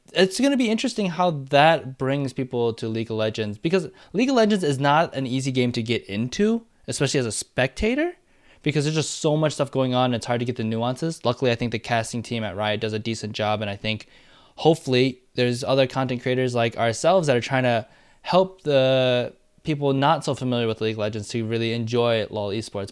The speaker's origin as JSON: {"language": "English", "region": "Michigan", "country": "United States", "tie": "born or raised there", "also_born_or_lived": "Madison, Wisconsin", "moved": "yes", "said": "I was born in Michigan, so I'm a, like, I'm a, you know, a Wolverine"}